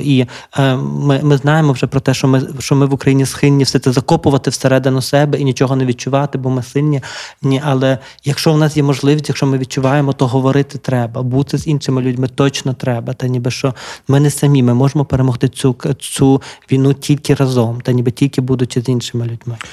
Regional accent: Lviv, Lviv Oblast, Ukraine; я така ж львів'яни, бо я зі Львова

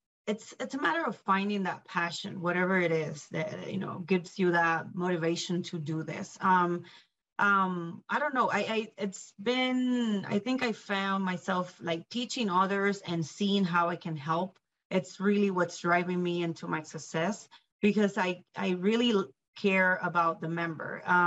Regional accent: Puerto Rico; now in Greeley, United States; Well, honestly, because I moved here from Puerto Rico, so straight from the island to Greeley, Colorado, the northern area, I think it's both.

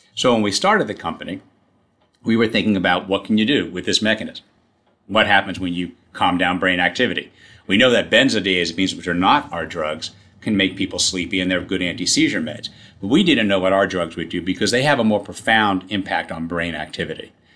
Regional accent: New York City, New York, United States; I grew up in Queens.

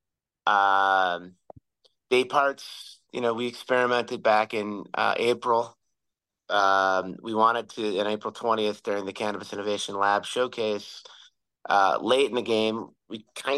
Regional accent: Chicago, Illinois, United States; I grew up on Rush Street

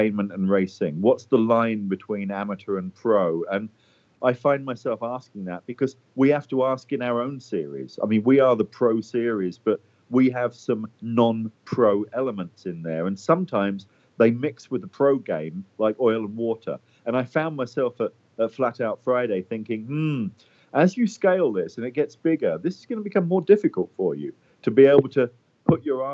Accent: London, United Kingdom; moved away as an adult; now in United States; I'm actually from London, England. Although I've been in the U.S. a long time, really on and off, but mostly on since about 94. But yeah, originally from London, England.

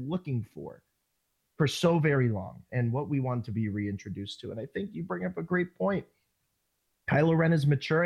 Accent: United States; accent: American; my American accent

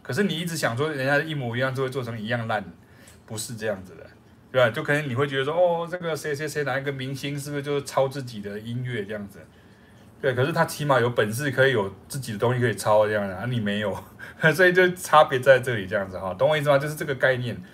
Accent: Taiwan; 我们是台湾的，就中华民国的两个，台湾的两个老师

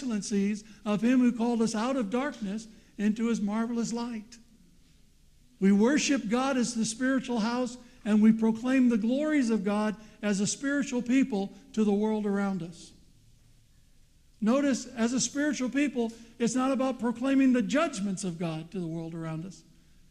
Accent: United States; I'm not an American, although I was born there

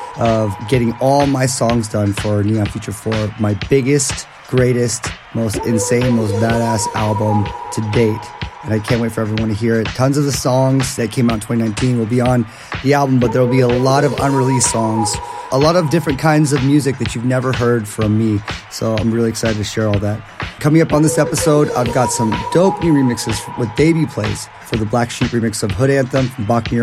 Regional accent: Miami, Florida, United States; now in Las Vegas, United States; You know how much I love Miami. I'm from Miami. I was born in Miami.

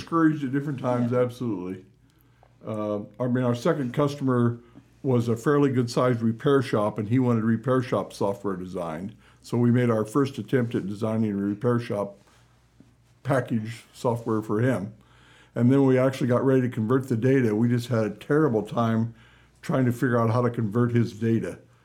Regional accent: Carlinville, Illinois, United States; also born or lived in Alton, Illinois / Springfield, Illinois; I was born in Alton, Illinois, about ah. 30 miles, 35 miles south of Carlinville

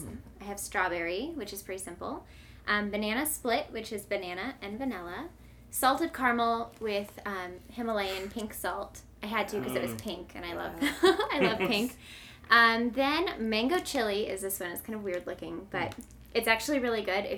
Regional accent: St. Louis, Missouri, United States; I'm from St. Louis. I've lived here my whole life

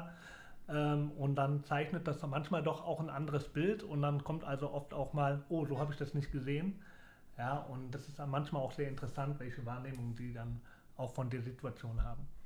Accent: Leverkusen, North Rhine-Westphalia, Germany; moved away; also born or lived in Sandhausen / Braunschweig / Mainz; Leverkusen ist meine Heimat und mein Geburtsort

